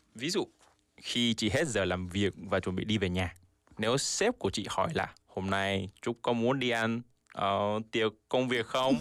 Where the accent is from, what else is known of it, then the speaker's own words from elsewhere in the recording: South Korea; Vietnamese is a second language; mình là một người Hàn Quốc